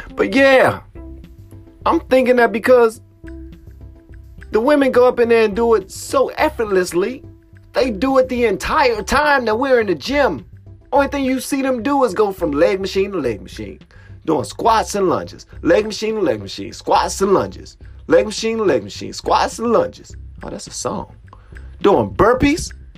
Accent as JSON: {"language": "English", "town": "Washington", "region": "District of Columbia", "country": "United States", "moved": "as an adult", "lives_now": "Prince George's County, United States", "said": "I'm from Southeast DC"}